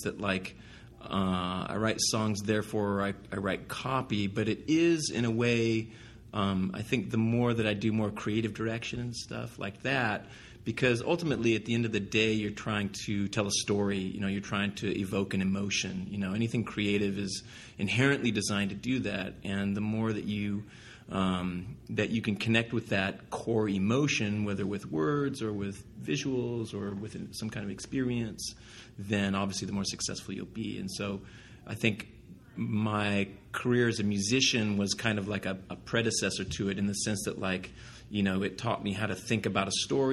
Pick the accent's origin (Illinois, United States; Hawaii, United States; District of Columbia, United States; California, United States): California, United States; Southern; growing up in Southern California, there's a lot of cars